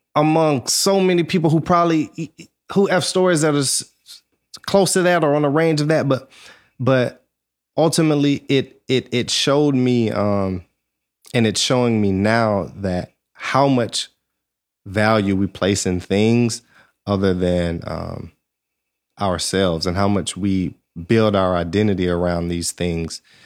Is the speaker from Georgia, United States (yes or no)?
yes; Georgia, United States; moved away as an adult; also born or lived in Alabama / California / Atlanta; I'm from Georgia, went to school in Alabama, and I was living in California.